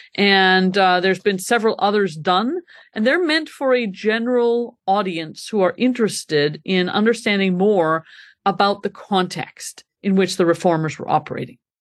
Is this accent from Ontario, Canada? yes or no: no; Montreal, Quebec, Canada; moved away as an adult; also born or lived in Scotland; now in Grand Rapids, United States; I am from Canada originally, born and brought up in Montreal.